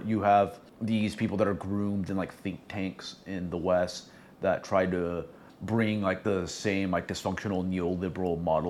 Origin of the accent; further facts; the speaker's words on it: Venezuela; I'm actually from Venezuela